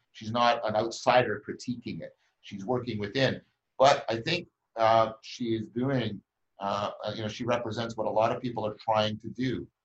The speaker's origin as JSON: {"language": "English", "country": "Canada", "said": "I'm a Canadian and I'm at the same university that he is"}